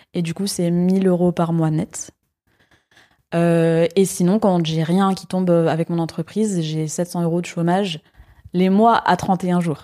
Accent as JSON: {"language": "French", "town": "Paris", "region": "Île-de-France", "country": "France", "tie": "born or raised there", "moved": "as an adult", "lives_now": "Lyon, France", "said": "j'ai grandi à Paris, donc j'ai vécu 18 ans à Paris."}